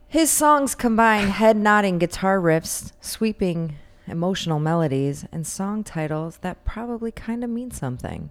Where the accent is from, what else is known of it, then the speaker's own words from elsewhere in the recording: United States; we're American